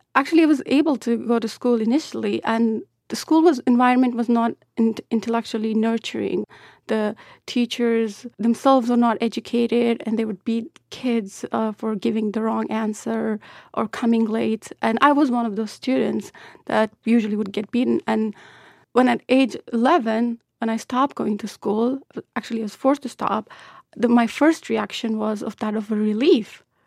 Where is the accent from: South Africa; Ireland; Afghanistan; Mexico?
Afghanistan; southern Afghanistan; English is a second language; moved away